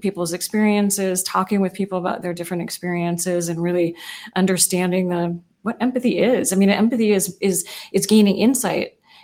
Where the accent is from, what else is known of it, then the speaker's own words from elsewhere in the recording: United States; also born or lived in Oakland, California / Seattle, Washington; I grew up in Oakland and then in South Seattle in very diverse neighborhoods.